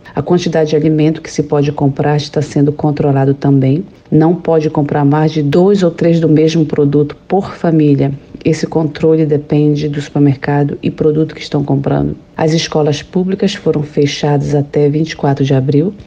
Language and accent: Portuguese; Belém, Pará, Brazil; moved away as an adult; now in Rockville, United States; sou paraense do bairro Marizal e vivo aqui nos Estados Unidos há 22 anos